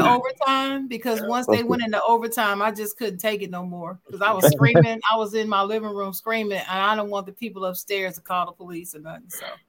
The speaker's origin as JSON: {"language": "English", "town": "Dayton", "region": "Ohio", "country": "United States", "tie": "born or raised there", "said": "Because they're from my hometown, my sister's alma mater"}